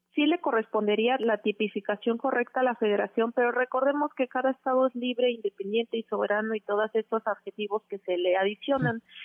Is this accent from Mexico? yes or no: yes; Oaxaca, Mexico; moved away as an adult; now in Mexico City, Mexico; yo soy de Oaxaca y que no soy de la Ciudad de México